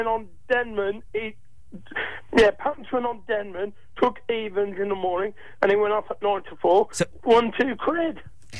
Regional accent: Birmingham, West Midlands, United Kingdom; I'm from Birmingham, and I'm really proud of my city.

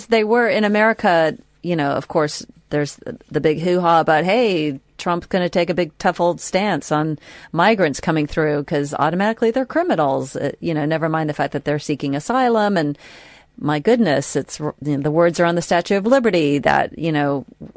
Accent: United States; moved away; as an American

